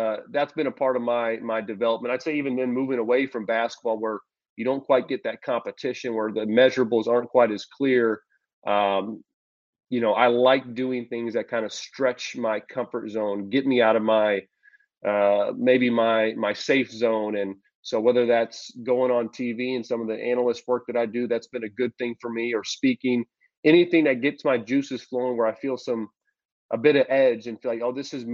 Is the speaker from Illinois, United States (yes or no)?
yes; Champaign, Illinois, United States; we're back in my hometown in Champaign